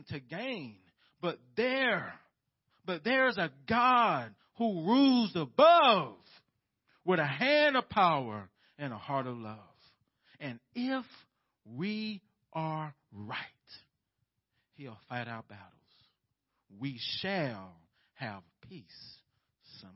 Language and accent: English; United States; as American Christians